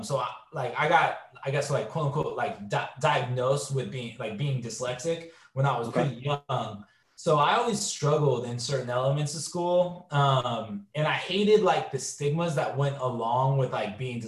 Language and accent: English; San Francisco, California, United States; growing up in San Francisco in the early and mid 90s